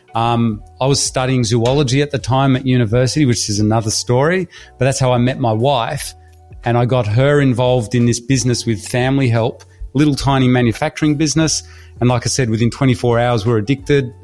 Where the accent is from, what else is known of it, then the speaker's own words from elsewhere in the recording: Australia; also born or lived in Hull, England; I'm from Australia, but I was originally, as I was saying to you, my family's from Hull in England, and we immigrated to Australia with absolutely nothing